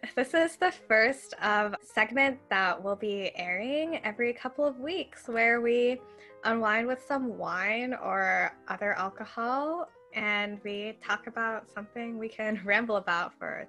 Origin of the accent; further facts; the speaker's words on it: Ottawa, Ontario, Canada; I was born in Ottawa, and that's where I grew up. And I moved around Ottawa a bit when I was younger, but I've been in the same neighborhood since grade 1.